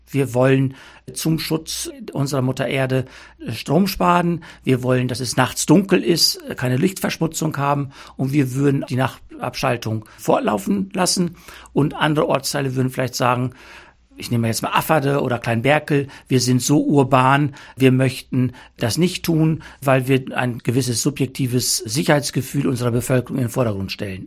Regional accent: Altenhagen I, Lower Saxony, Germany; Ich bin bei mir in meinem Heimatort Altenhagen 1 seit November 21 im Ortsrat tätig

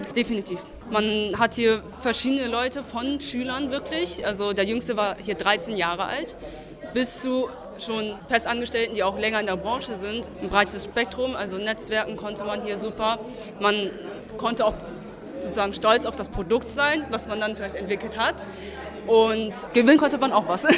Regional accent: Hanover, Lower Saxony, Germany; Aus Hannover.

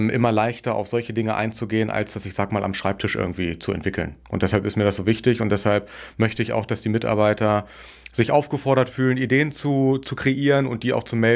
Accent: Wolfsburg, Lower Saxony, Germany; Also ich bin in, in Wolfsburg aufgewachsen, im Norden, habe dann in Würzburg Wirtschaftswissenschaften studiert

